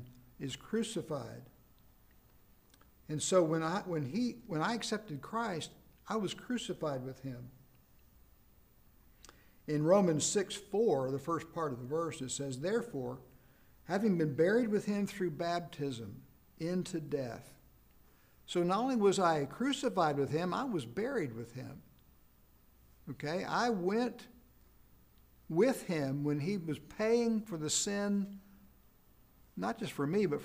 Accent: South Carolina, United States; I was born in South Carolina back in the 50s

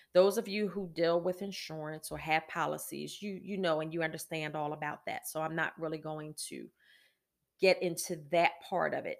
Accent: Philadelphia, Pennsylvania, United States; now in Virginia, United States; I'm from Philadelphia

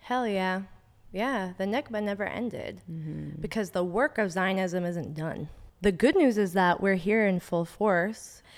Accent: the Bay Area, California, United States; I'm really proud of being from the Bay. I'm born and raised here

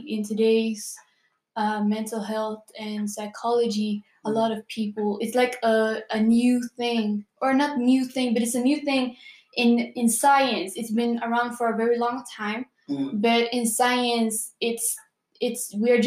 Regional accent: Gothenburg, Västra Götaland, Sweden; Currently living in Gothenburg, born and raised here

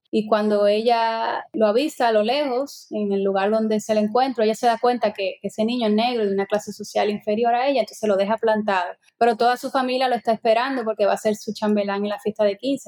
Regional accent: Santo Domingo, Distrito Nacional, Dominican Republic; moved away as an adult; also born or lived in Cuba; now in Capellades, Spain; yo nací en Santo Domingo y viví ya hasta que me fui a Cuba a estudiar cine

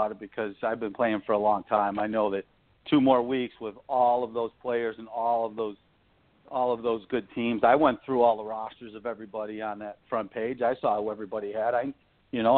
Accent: New York, United States; I'm from New York

